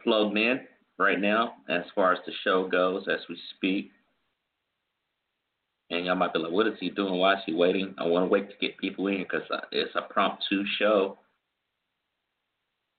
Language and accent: English; the Carolinas, United States; I come from the Carolinas, the Carolina man